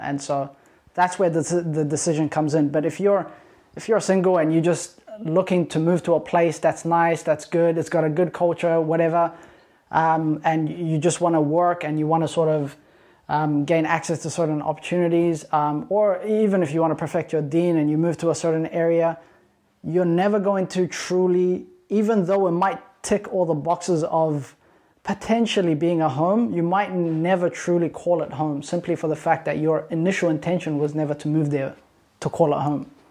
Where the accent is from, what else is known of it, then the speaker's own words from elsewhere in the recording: New Zealand; also born or lived in Sudan; now in Perth, Australia; I'm Ethiopian, born in Sudan, raised in New Zealand